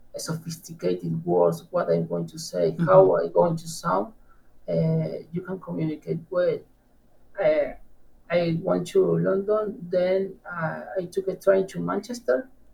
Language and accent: English; Zapala, Neuquén, Argentina; first language Spanish; English is a second language; I'm from Argentina, from the south of Argentina